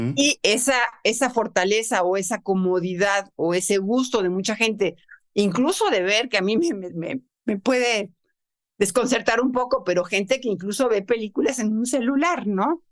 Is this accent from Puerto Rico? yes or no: no; Mexico; es nuestro tesoro como mexicano